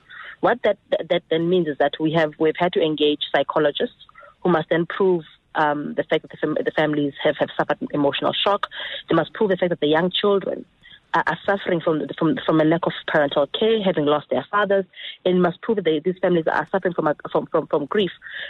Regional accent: South Africa; Look, Eusebius, the 6th of August 2012 is a moment of national shame for all South Africans.

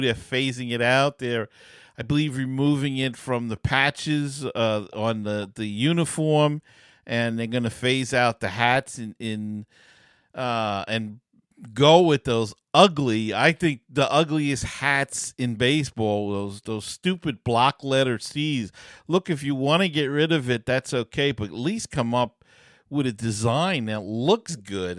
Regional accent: New York City, New York, United States; when I was a kid, we, uh, growing up in Queens

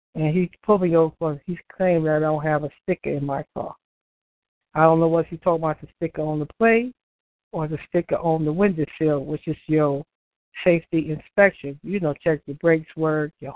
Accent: United States; I'm not from England. Okay, so I'm American

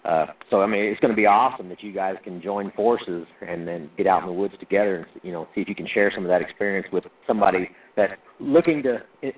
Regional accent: Little Rock, Arkansas, United States; I was born in Little Rock, Arkansas

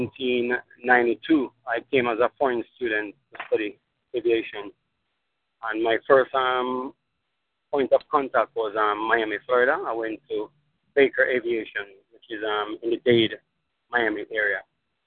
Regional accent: Jamaica; now in United States; I'm from Jamaica

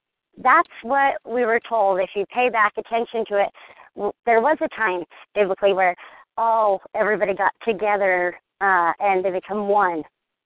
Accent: United States; We're American.

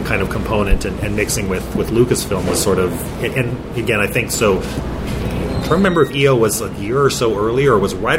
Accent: Bakersfield, California, United States; moved away as an adult; now in Salt Lake City, United States; I grew up in Bakersfield, California

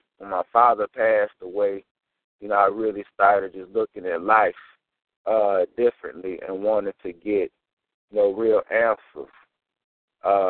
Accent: St. Paul, Minnesota, United States; moved away as an adult; also born or lived in Mississippi; I'm born and raised in St. Paul, Minnesota

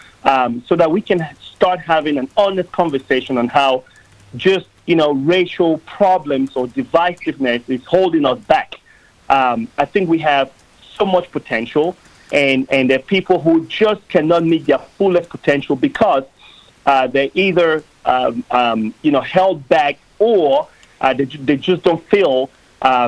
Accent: Cameroon; now in United States; I grew up in Cameroon, which is a country in the west coast of Africa.

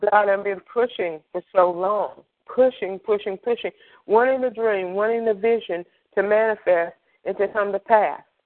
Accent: Greensboro, North Carolina, United States; I am from Greensboro, North Carolina

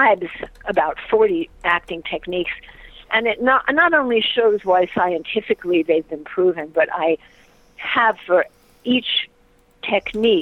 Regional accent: New York, United States; now in Topanga, United States; I'm originally from New York

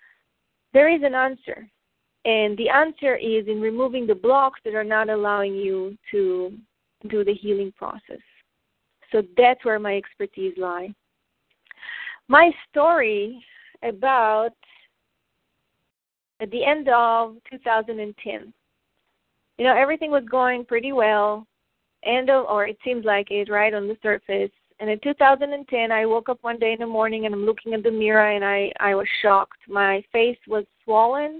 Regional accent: Israel; I grew up in Israel

